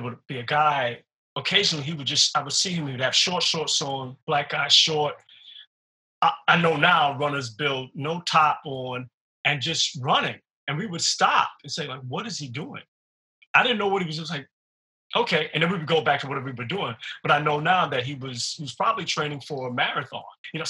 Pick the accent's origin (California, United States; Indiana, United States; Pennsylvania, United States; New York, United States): New York, United States; New York City; I grew up in Brooklyn